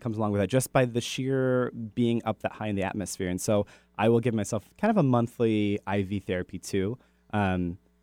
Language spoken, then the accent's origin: English; United States; moved away; I grew up on the Chesapeake Bay